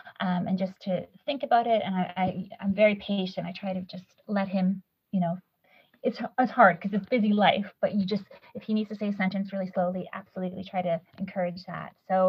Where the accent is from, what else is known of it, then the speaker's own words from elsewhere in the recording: Poland; born there; moved away; I was born in Poland.